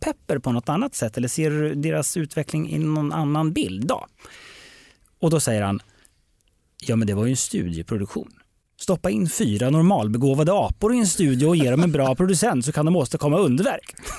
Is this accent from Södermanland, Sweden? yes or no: yes; Eskilstuna, Södermanland, Sweden; Jag kommer ju från Eskilstuna